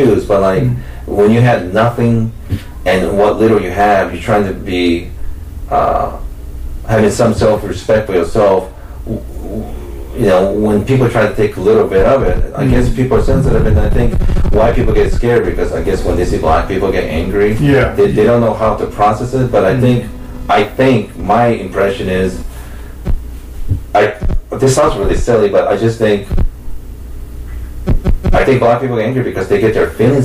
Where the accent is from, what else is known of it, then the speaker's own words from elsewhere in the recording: United States; growing up in America